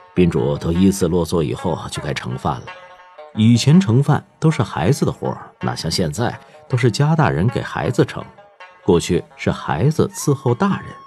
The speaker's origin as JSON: {"language": "Chinese", "region": "Tianjin", "country": "China", "tie": "born or raised there", "said": "我出生在一个平常的老天津卫家庭，祖上就住在梁家嘴儿的后花胡同儿，后来搬到河北陈家沟子"}